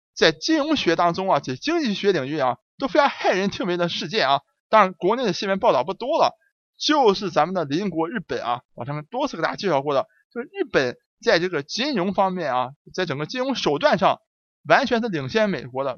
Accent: China; 我们中国人

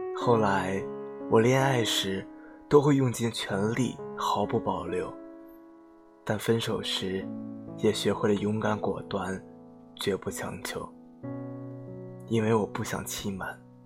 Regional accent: Jiangxi, China; 我是江西人来的，我的口味真的好重，不喜欢没有味道的东西

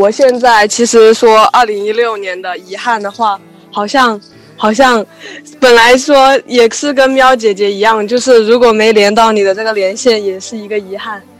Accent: Guangzhou, Guangdong, China; now in Wuhan, China; 因为我是从广州过来武汉这边读书

